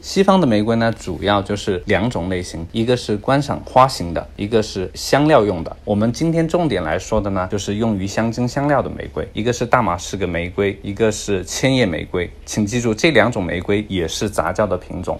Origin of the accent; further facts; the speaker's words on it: China; 作为一个中国人